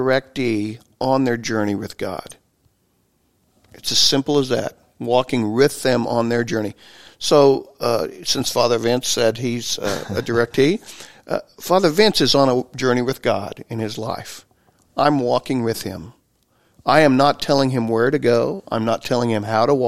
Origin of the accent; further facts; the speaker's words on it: Okeene, Oklahoma, United States; I'm actually from the Archdiocese of Oklahoma City. That's where I grew up in O'Keen